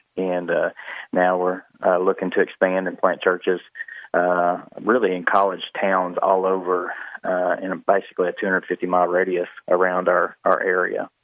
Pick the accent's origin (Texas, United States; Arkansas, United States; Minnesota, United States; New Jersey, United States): Arkansas, United States; Jonesboro; I grew up in Jonesboro.